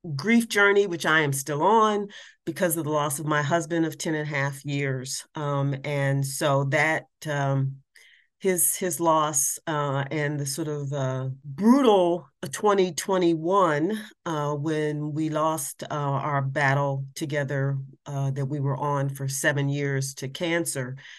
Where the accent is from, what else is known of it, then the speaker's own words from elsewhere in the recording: Columbus, Ohio, United States; now in Washington, D.C., United States; I'm originally from Columbus, Ohio, but I am a Washington, D.C. person by choice